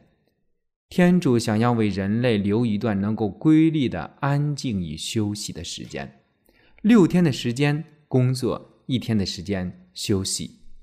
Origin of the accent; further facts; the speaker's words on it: China; 我们中国人